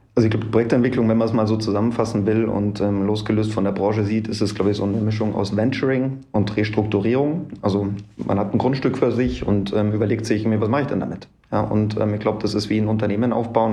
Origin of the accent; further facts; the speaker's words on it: Munich, Bavaria, Germany; 39 Jahre alt, gebürtiger Münchner